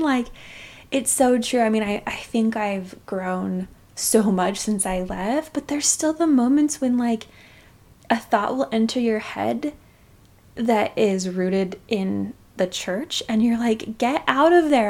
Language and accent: English; Utah, United States; growing up in Utah County, Utah